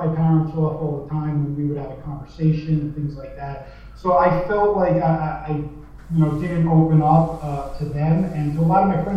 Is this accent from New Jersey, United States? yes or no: yes; New Jersey, United States; I grew up in New Jersey